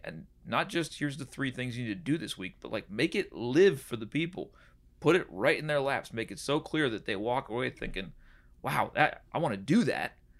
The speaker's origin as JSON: {"language": "English", "area": "Puget Sound area", "region": "Washington", "country": "United States", "tie": "born or raised there", "also_born_or_lived": "San Diego, California / Nashville, Tennessee / Chicago", "moved": "yes", "said": "I grew up in kind of San Diego and then in, uh, the Puget Sound area in Washington."}